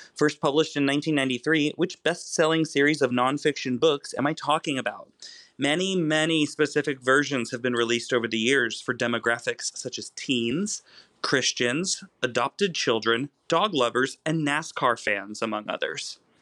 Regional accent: Kansas, United States; I myself am a heartland person, though I come from the Plains state of Kansas

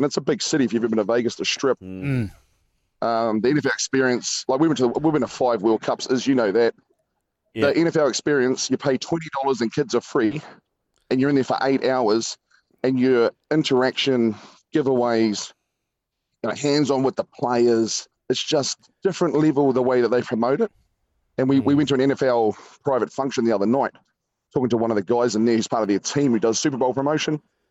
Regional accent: New Zealand; But we just roll up, tell him we're from New Zealand, blag it, and they'd open the door for us.

